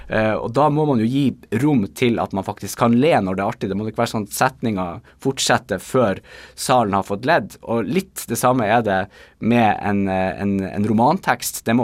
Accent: Bodø, Nordland, Norway; accent: Bodø dialect; now in Tromsø, Norway; det er jo min dialekt som jo er Bodø-dialekter, som etter hvert er blitt litt utvanna av en god del år eh, som jeg har bodd i Tromsø.

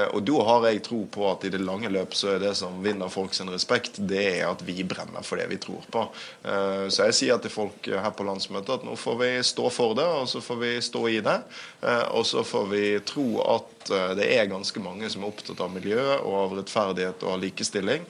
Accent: Bergen, Vestland, Norway; min hjemby Bergen

